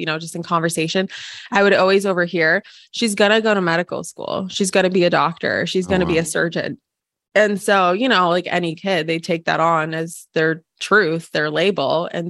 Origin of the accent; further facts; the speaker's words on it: Ukraine; born there; Originally, I was born in Ukraine, and I'm 75% Russian, 25% Ukrainian.